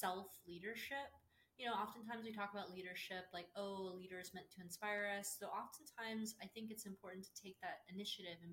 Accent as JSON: {"language": "English", "town": "Austin", "region": "Texas", "country": "United States", "tie": "born or raised there", "also_born_or_lived": "Dallas, Texas", "said": "I was born and raised in Austin, Texas"}